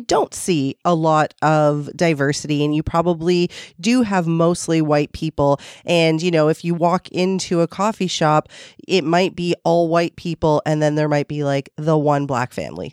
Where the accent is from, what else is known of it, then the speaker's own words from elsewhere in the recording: Toronto, Ontario, Canada; I was born and raised in um, the most multicultural part of Toronto. Um, I'm from the East End